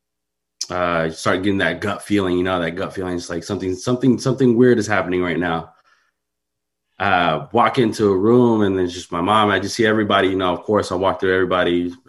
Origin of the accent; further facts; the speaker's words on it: San Mateo, California, United States; I grew up in San Mateo